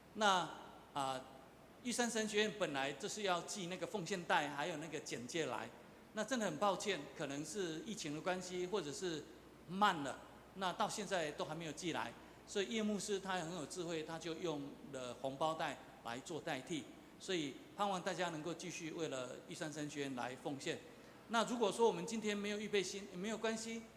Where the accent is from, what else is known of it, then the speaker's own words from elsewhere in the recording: southern Taiwan, Taiwan; first language Taiwanese Hokkien; Chinese is a second language; 我是乡下人，也是在南部长大